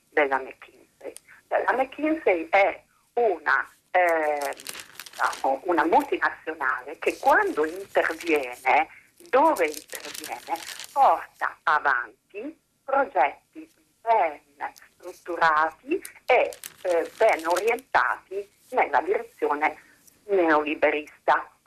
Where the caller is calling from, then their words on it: Bologna, Emilia-Romagna, Italy; Buongiorno, siamo da Bologna.